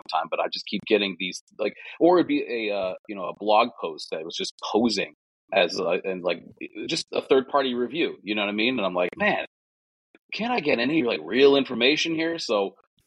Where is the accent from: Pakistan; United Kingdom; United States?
United States; Connecticut; from Connecticut